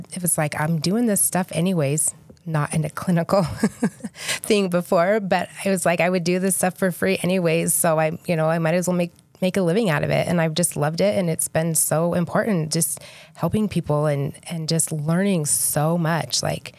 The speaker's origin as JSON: {"language": "English", "region": "Idaho", "country": "United States", "lives_now": "St. George, United States", "said": "I've been in St. George for almost 10 years. I moved here from Idaho. I always say I'm Idaho girl at heart."}